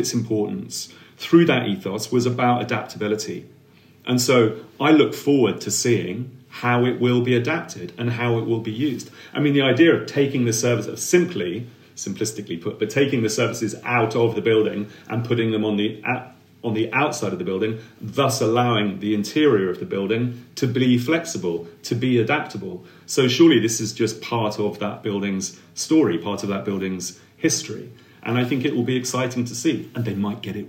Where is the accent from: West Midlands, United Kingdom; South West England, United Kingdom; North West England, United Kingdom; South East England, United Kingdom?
South East England, United Kingdom; Milton Keynes; I come from Milton Keynes